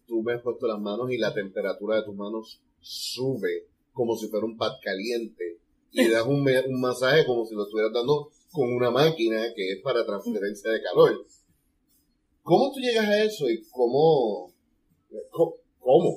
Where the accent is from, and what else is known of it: Puerto Rico